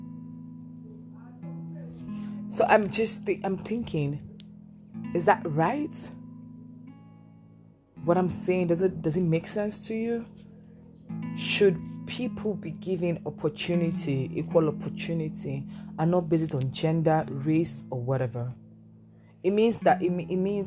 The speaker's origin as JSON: {"language": "English", "country": "Nigeria", "said": "I'm a black woman. I'm from Nigeria."}